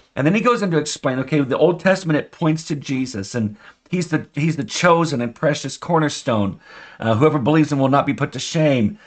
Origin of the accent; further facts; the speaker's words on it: United States; I'm an American